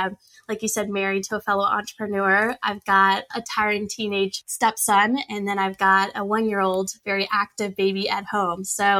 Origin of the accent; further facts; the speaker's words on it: Richmond, Virginia, United States; They're not in my hometown of Richmond where I live.